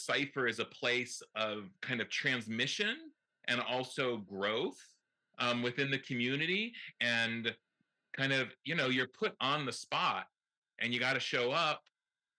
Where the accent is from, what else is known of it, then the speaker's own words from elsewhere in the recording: Canton, Michigan, United States; now in Milwaukee, United States; I did grow up outside of Detroit, in the suburbs, in Canton